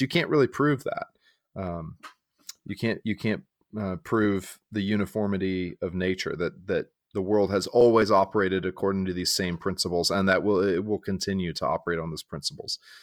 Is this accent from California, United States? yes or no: yes; San Diego, California, United States; moved away as an adult; also born or lived in Texas / Chicago suburb; now in Winston-Salem, United States; I am from Texas, uh, though I grew up in, in, uh, San Diego for a good portion of my childhood.